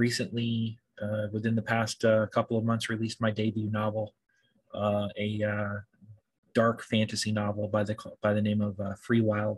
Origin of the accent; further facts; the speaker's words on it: Washington, United States; born there; also born or lived in California; now in New York, United States; I was born on the West Coast in Washington State and spent some time in California as well. But most of my life I've been in New York, yes.